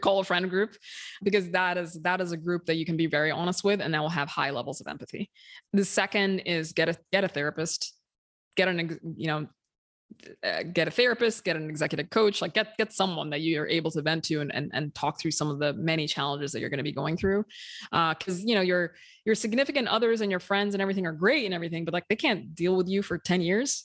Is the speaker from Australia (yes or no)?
no; Sudan; moved away as an adult; now in United States; I'm from Sudan originally. I, m, I myself moved to the U S when I was twenty-four